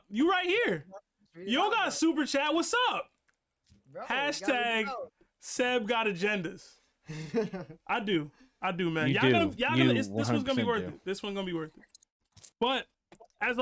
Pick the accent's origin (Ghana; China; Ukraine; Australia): Ghana; I'm the Ghanaian one